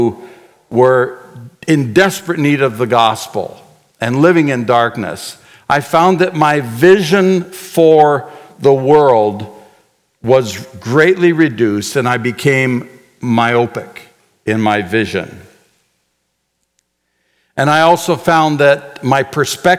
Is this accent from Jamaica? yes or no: no; Canada; moved away as an adult; also born or lived in Chaco, Paraguay; As a Canadian boy